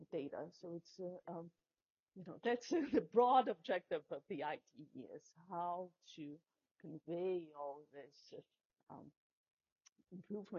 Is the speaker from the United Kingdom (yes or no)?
no; Brazil; moved away as an adult; now in United States; I grew up in Brazil